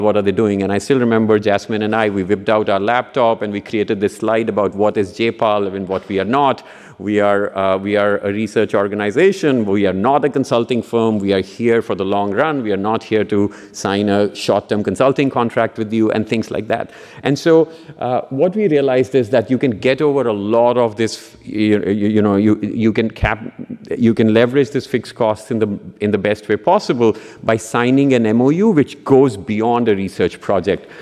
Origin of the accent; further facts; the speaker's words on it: Punjab, India; moved away; in the state of Punjab, uh, um, which is another state where, uh, uh, which is my home state